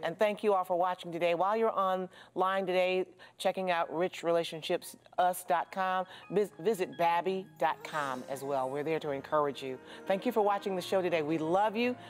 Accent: Jackson, Michigan, United States; I'm from Jackson

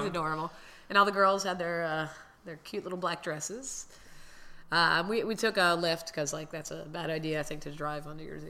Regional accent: Miami, Florida, United States; born and raised in Miami

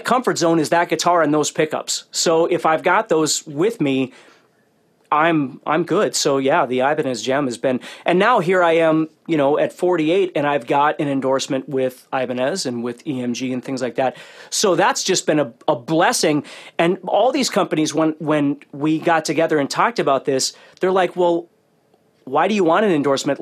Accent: Fargo, North Dakota, United States; I grew up in North Dakota and it's in Fargo

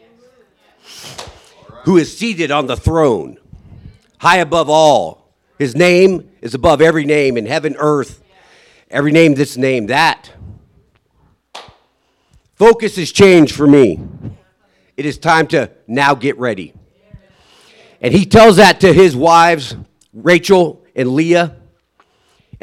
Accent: Sitka, Alaska, United States; I was born in Sitka, Alaska, 1975, September 8th.

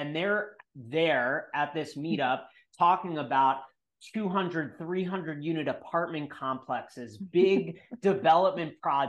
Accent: New York, United States; I'm from New York

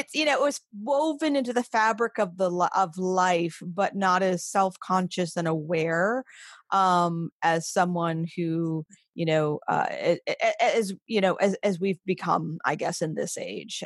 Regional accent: Maine, United States; moved away; also born or lived in western New York; was born and raised in Maine

